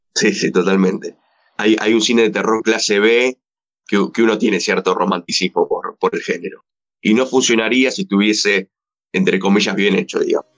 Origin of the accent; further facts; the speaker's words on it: Argentina; lo que somos acá en Argentina